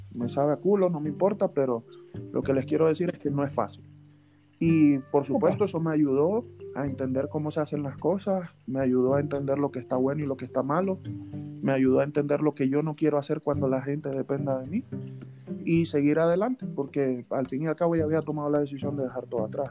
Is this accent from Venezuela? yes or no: yes; Venezuela; moved away as an adult; yo me vine graduado de Venezuela